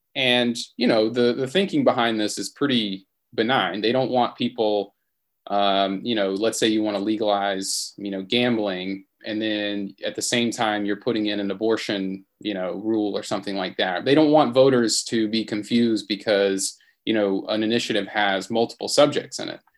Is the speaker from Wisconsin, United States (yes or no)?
no; Mississippi, United States; That's my home state.